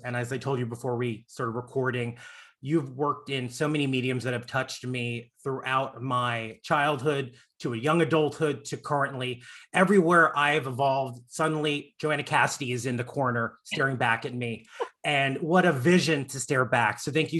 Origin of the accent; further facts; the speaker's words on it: Florida, United States; also born or lived in Long Island, New York; now in Los Angeles, United States; I grew up in the South. Actually, I was born in Long Island. I grew up in Florida. Now I'm in LA. I'm literally from the Bermuda Triangle of trash